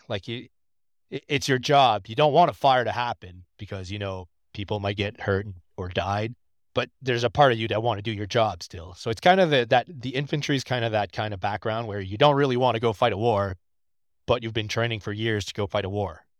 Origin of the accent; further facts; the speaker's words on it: New Brunswick, Canada; moved away as an adult; now in Quebec, Canada; I am not from Quebec. I am actually from New Brunswick. I'm a proud Acadian.